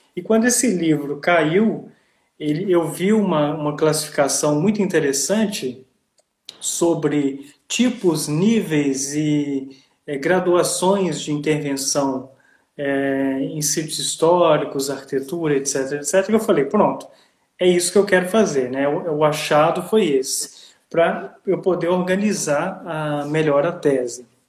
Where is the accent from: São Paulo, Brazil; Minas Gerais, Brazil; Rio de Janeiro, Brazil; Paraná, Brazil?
Minas Gerais, Brazil; Ouro Preto; now in Italy; eu sou de Ouro Preto, é, em Minas Gerais